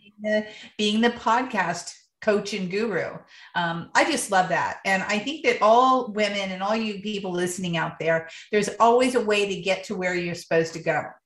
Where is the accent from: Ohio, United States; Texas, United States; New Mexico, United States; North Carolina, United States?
Ohio, United States; now in San Diego, United States; I'm from Ohio